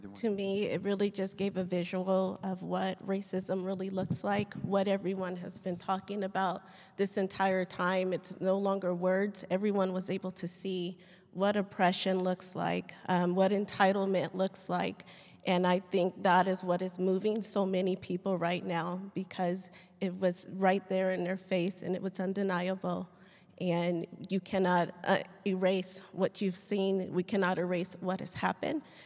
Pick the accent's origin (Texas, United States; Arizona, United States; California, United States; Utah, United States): California, United States; Riverside; moved away as an adult; also born or lived in Lakewood, California; now in Fort Worth, United States; I was born in Lakewood, California, uh, but I was actually raised in Riverside